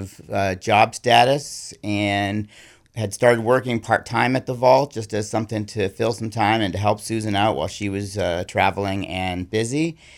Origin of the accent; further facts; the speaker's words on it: Ann Arbor, Michigan, United States; also born or lived in Buffalo, New York / Massachusetts; Most recently, I came from Massachusetts, but I grew up in Ann Arbor, Michigan, Buffalo, New York, and then I've lived in New England now for about 30 years.